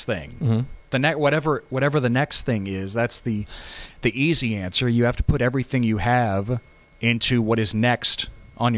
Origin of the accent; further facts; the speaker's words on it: Texas, United States; I grew up on Texas high school football